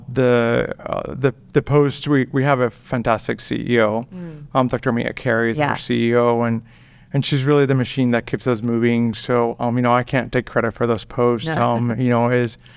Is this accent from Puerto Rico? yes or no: yes; Puerto Rico; moved away; also born or lived in Pennsylvania / New York City; I'm from Puerto Rico. I was born and raised there